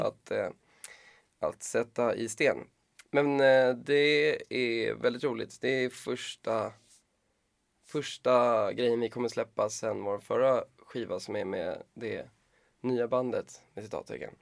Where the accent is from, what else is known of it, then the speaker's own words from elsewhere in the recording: Stockholm, Stockholm County, Sweden; jag är uppväxt i Bromma